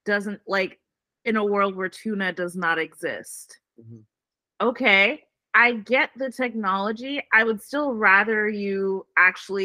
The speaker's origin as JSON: {"language": "English", "country": "Jamaica", "moved": "yes", "lives_now": "Atlanta, United States", "said": "As a Jamaican"}